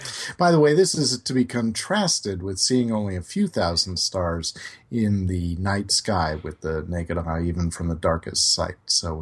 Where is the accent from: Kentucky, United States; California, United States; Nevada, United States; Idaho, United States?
California, United States; Sacramento; my hometown of Sacramento